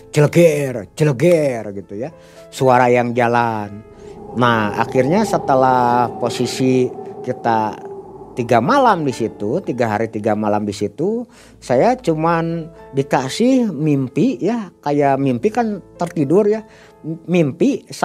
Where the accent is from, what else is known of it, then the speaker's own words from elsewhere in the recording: Bandung, West Java, Indonesia; Saya kebetulan kami berdua dari Bandung.